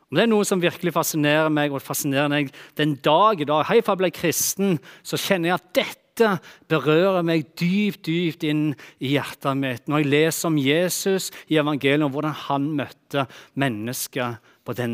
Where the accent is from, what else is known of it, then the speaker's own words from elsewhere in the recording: Bryne, Rogaland, Norway; Tingen er den at eh, når jeg vokste opp på Bryne, der som jeg kommer fra, så har ikke jeg vokst opp i det som jeg kaller for en typisk kristen familie.